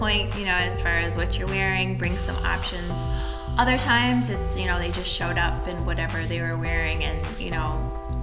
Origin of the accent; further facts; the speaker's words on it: Mount Clemens, Michigan, United States; I grew up in Mount Clemens